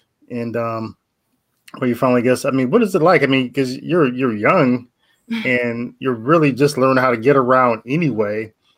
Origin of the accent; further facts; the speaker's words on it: near Cleveland, Ohio, United States; I'm not from Cleveland, but I'm not far from it where I grew up from. So we grew up around, you know, the same area. Cold there, definitely a little bit colder than Nigeria.